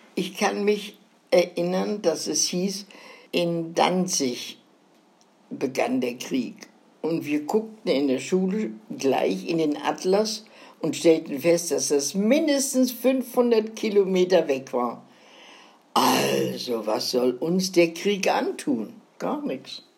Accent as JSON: {"language": "German", "region": "Northern Germany", "country": "Germany", "said": "Als Norddeutsche gehst du ja, gerne wieder nach Norden."}